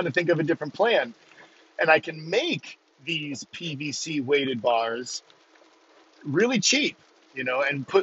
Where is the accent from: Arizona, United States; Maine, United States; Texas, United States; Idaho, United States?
Maine, United States; up in Maine here, I'm from Maine